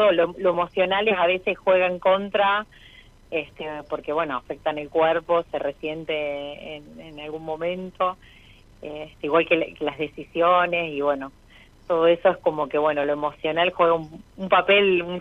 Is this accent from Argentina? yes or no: yes; Rosario, Santa Fe, Argentina; De Rosario.